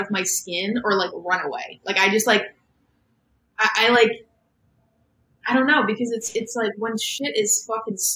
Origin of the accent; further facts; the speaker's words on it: Boston, Massachusetts, United States; I'm from Boston.